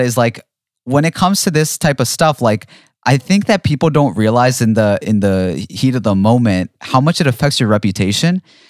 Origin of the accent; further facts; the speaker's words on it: London, United Kingdom; now in Dubai, United Arab Emirates; I'm from London. I live in Dubai. Oh, I've never set foot in a Walmart.